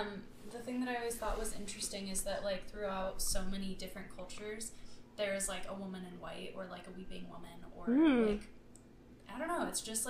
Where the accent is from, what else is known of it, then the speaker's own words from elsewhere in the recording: Oregon and Washington, Pacific Northwest, United States; moved away; I grew up in Oregon and Washington.